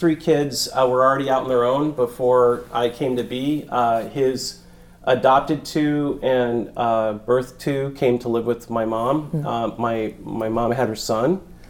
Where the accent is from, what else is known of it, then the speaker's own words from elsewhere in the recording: Merritt Island, Florida, United States; also born or lived in Columbus, Ohio; And I lived in Ohio until the age of 9. Then I moved to Merritt Island, Cocoa Beach, Florida, the Space Coast.